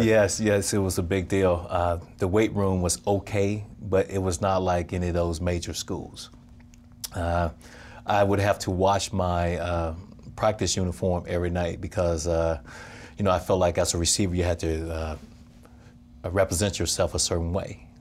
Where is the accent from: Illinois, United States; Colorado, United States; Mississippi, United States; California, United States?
Mississippi, United States; Crawford; born or raised there